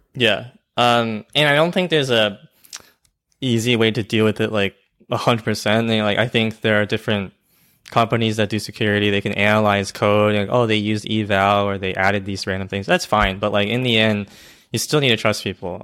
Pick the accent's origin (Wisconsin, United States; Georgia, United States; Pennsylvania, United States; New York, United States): Georgia, United States; I'm from Georgia